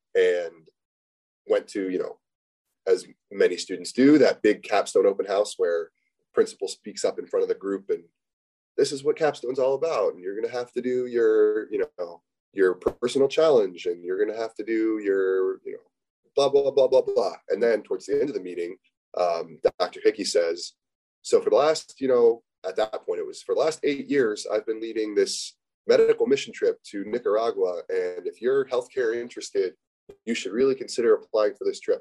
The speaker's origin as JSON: {"language": "English", "country": "United States", "tie": "born or raised there", "said": "growing up in the States"}